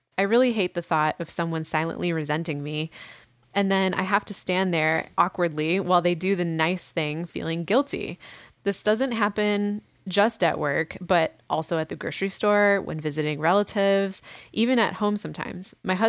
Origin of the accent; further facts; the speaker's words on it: Midwest, United States; I mean, I come from the Midwest too.